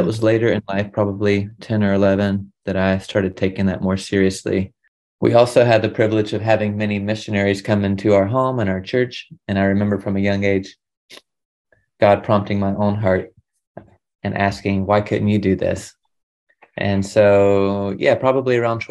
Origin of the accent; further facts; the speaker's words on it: the Carolinas, United States; first language English; moved away as an adult; I'm from the Southeast in the Carolinas, and I was raised also in a Christian home